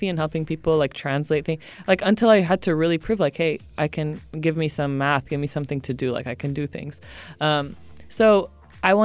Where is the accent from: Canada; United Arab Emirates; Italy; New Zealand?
United Arab Emirates; Sharjah; also born or lived in France / Malibu, California / Tunisia; I grew up here in Sharjah.